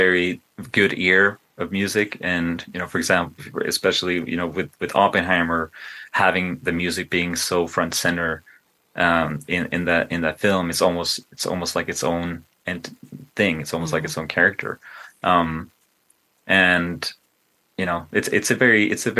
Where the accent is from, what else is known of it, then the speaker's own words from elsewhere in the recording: Sweden; now in United States; I grew up in Sweden